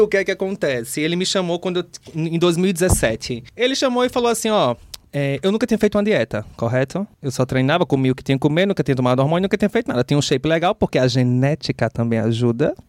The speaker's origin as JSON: {"language": "Portuguese", "town": "Natal", "region": "Rio Grande do Norte", "country": "Brazil", "also_born_or_lived": "São Paulo", "moved": "as an adult", "said": "Quando eu acordei pro mundo, eu saí de Natal. Uhum. Eu fui morar em São Paulo."}